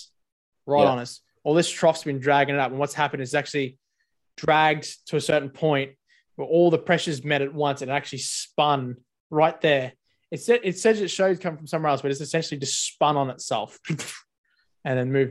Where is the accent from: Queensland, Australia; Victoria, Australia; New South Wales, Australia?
Queensland, Australia; North; moved away; I'm from North Queensland where it rains a fucking lot